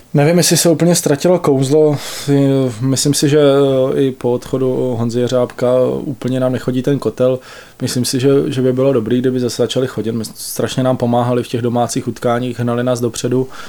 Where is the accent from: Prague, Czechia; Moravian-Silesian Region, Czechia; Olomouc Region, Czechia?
Olomouc Region, Czechia; now in Pardubice, Czechia; Pocházíme oba dva z Olomouckého kraje